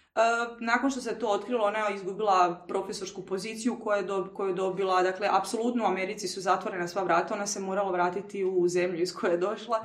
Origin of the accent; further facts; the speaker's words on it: Croatia; moved away as an adult; ja, ono, iz Hrvatske sam studiram